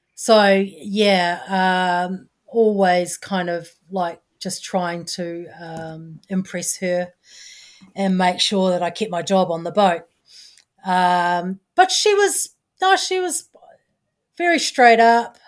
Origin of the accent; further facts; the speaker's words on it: New Zealand; I'm a Kiwi